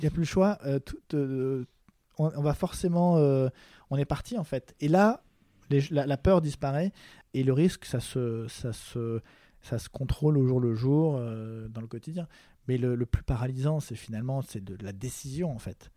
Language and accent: French; France; also born or lived in Paris; en tant que Français